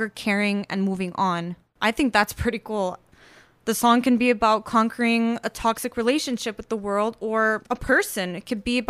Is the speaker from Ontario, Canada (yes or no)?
no; Montreal, Quebec, Canada; moved away as an adult; now in Toronto, Canada; Born and raised in Montreal, I moved here about 4 years ago to pursue music.